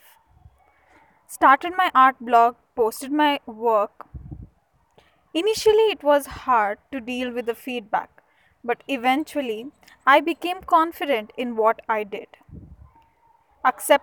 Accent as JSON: {"language": "English", "town": "Mysuru", "region": "Karnataka", "country": "India", "said": "I'm from Mysuru, the heritage city."}